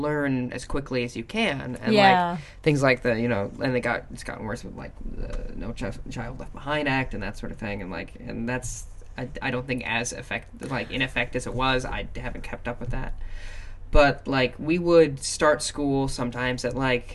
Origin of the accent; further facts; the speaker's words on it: South Dakota and Minnesota, Midwest, United States; I grew up in South Dakota and Minnesota.